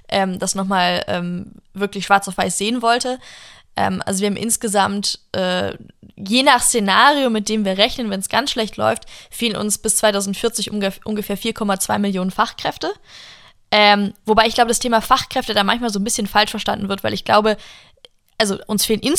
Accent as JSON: {"language": "German", "country": "United States", "lives_now": "Germany", "said": "und als Amerikanerin so, mein Gott, Leute, kommen und halten ein Land"}